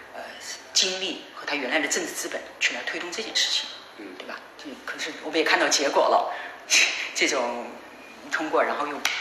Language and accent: Chinese; Changde, Hunan, China; moved away; 我曾经带他回我的家乡